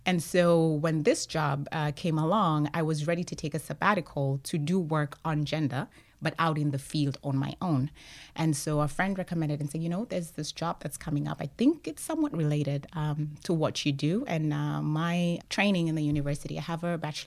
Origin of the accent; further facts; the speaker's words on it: Kenya; moved away as an adult; also born or lived in Arlington, Texas, United States; I'm originally from Kenya, but I went to college in the U.S. in Arlington, Texas